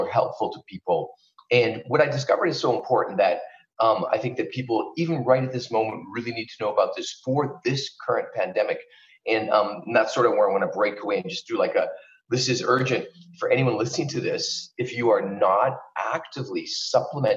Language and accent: English; Canada; moved away as an adult; also born or lived in Vancouver, British Columbia, Canada; now in Los Angeles, United States; I'm originally from Canada, and that's where I practiced for the first 10 years of my life. I was in Vancouver, British Columbia